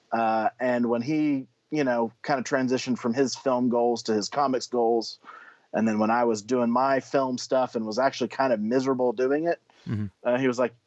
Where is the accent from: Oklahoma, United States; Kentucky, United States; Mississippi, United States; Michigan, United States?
Oklahoma, United States; moved away as an adult; also born or lived in Georgia / Canada; now in Texas, United States; originally from Oklahoma, and at the time we met, I was living in Georgia, but now I'm in Texas.